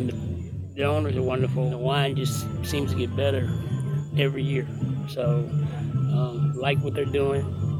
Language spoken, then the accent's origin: English; St. Louis, Missouri, United States; now in Virginia, United States; I was born and raised in St. Louis, Missouri. I'm 62.